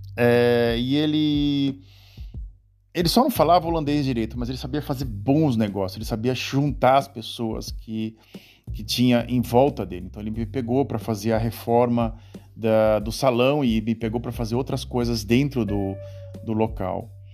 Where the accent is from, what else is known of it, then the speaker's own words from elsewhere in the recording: Brazil; moved away as an adult; now in Netherlands; tinha eu, como brasileiro